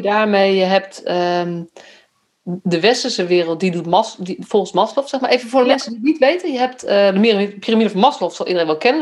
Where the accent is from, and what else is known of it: Netherlands; also born or lived in Utrecht